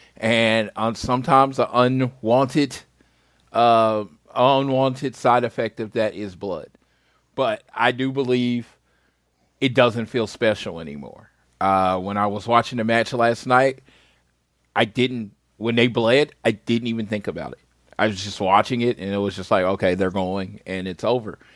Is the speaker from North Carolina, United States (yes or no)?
no; Oklahoma, United States; I grew up in Oklahoma